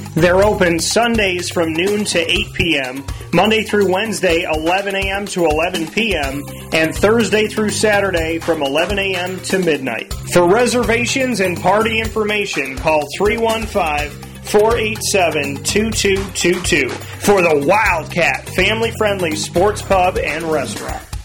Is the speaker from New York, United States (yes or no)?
yes; Syracuse, New York, United States; I grew up here.